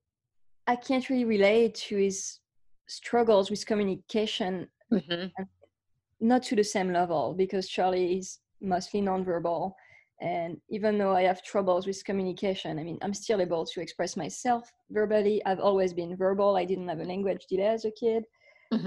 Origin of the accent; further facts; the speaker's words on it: France; now in Austin, United States; I grew up in France. So you can hear my accent